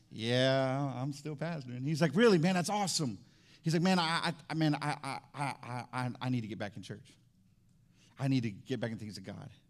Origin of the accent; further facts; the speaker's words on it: Fort Walton Beach, Florida, United States; So now we grew up in Fort Walton Beach together. I moved all over the place.